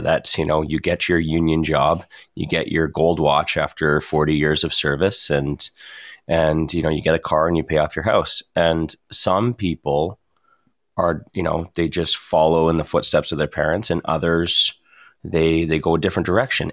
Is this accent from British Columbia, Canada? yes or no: no; Ontario, Canada; now in Alberta, Canada; I'm from Ontario